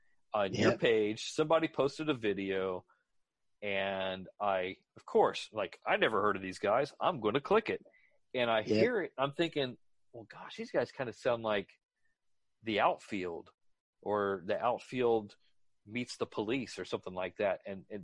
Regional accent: Australia; Yeah, I'm Australian and I don't even know.

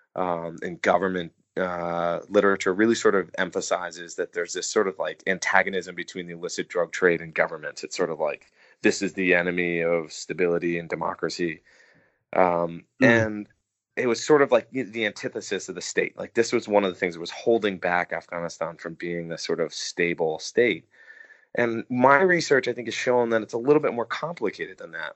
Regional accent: United States; as an American

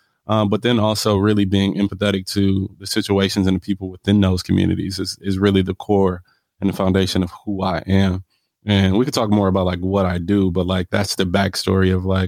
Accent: Los Angeles, California, United States; born there; I was born in Los Angeles. I was in an earthquake when I was 5, and I lost everything.

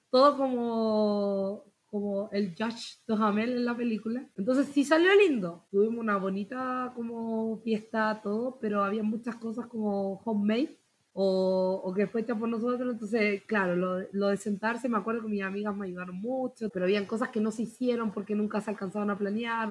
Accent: Santiago, Santiago Metropolitan Region, Chile; moved away as an adult; also born or lived in Puerto Montt, Chile; now in Utah, United States; yo soy de Santiago

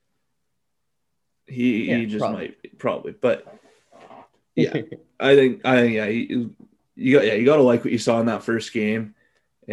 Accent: Calgary, Alberta, Canada; growing up in Calgary

